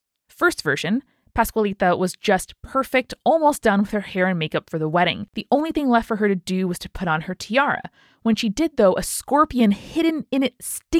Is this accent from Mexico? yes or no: yes; Chihuahua, Mexico; English is a second language; I live in Chihuahua, Chihuahua, Mexico. I would like to share with you an urban legend from my hometown.